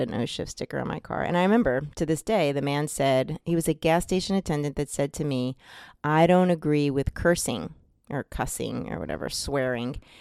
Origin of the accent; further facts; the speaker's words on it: New Jersey, United States; I'm from New Jersey, and I'm Italian